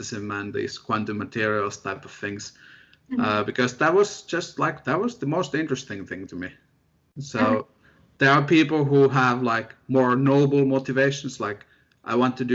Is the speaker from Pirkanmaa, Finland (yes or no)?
no; near Helsinki, Uusimaa, Finland; moved away as an adult; also born or lived in Sheffield, United Kingdom; where I grew up in, Finland. I'm from Finland, near the capital, Helsinki.